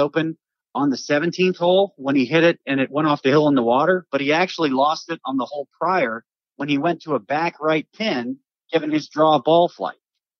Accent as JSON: {"language": "English", "region": "District of Columbia", "country": "United States", "tie": "born or raised there", "said": "and I grew up near Washington, followed the Capitals real closely."}